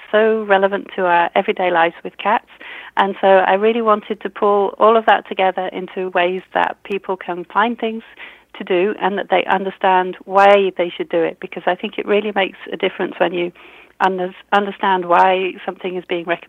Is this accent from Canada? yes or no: no; United Kingdom; accent: British; You can tell I'm British from my accent.